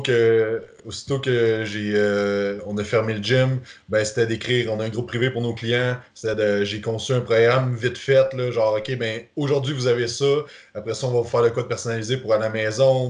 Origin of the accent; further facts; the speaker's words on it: Quebec, Canada; en tant que Québécois